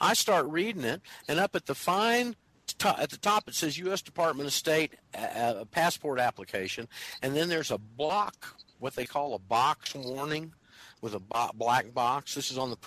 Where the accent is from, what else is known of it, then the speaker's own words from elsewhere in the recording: Panama City, Florida, United States; moved away as an adult; now in Argentina; I was living in Panama City, it's my hometown